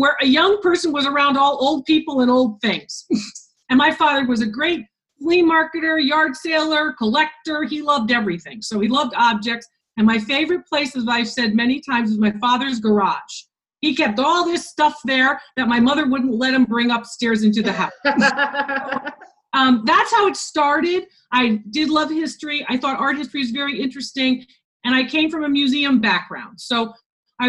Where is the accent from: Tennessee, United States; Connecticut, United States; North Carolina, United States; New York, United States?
Connecticut, United States; Wesleyan University in my home state of Connecticut